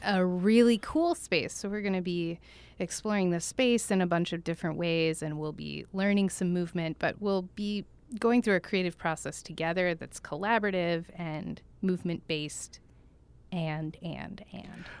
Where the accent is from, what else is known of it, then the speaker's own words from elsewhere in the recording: Tulsa, Oklahoma, United States; also born or lived in Jackson, Mississippi / New York City / Washington, D.C. / Essen, Germany; now in Santa Barbara, United States; So I grew up in Oklahoma.